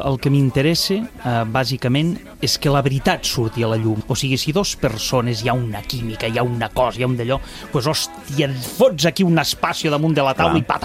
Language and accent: Catalan; Terrassa, Catalonia, Spain; born there; jo sóc nascut a Terrassa, però però la meva família és lleidatana